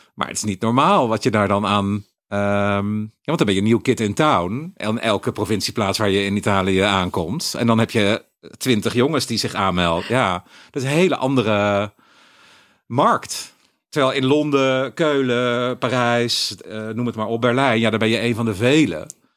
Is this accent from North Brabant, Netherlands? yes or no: yes; Eindhoven, North Brabant, Netherlands; moved away; also born or lived in Utrecht; ik ben opgegroeid in Eindhoven